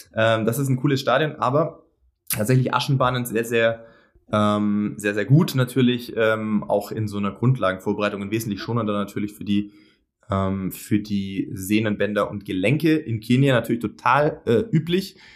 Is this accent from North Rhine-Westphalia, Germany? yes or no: no; Sindelfingen, Baden-Württemberg, Germany; moved away; ich komme äh, als gebürtiger Schwabe hier aus dem Epizentrum äh, von einem großen deutschen Automobilkonzern